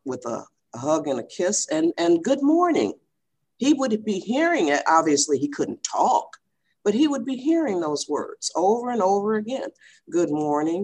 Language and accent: English; Michigan, United States; now in California, United States; We're from Michigan